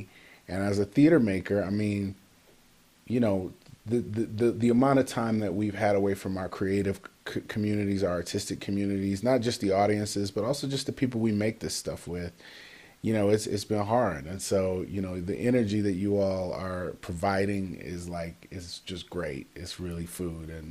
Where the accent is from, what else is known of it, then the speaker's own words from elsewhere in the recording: Detroit, Michigan, United States; moved away; also born or lived in Chicago; born in Detroit, Michigan, to Donald and Patricia Goodwin, who and just grew up around a lot of my family. I mean, all my aunts, uncles, grandmothers, they all were in Detroit